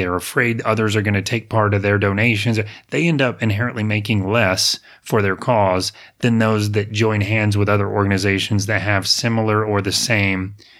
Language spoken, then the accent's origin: English; Apopka, Florida, United States; I grew up in Apopka. My parents were in the nursery business.